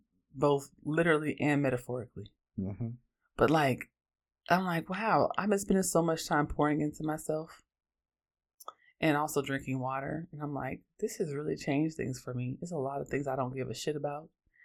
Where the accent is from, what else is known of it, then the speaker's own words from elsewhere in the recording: Oakland, California, United States; I'm from Oakland, and I'm an androgynous, Black lesbian feminist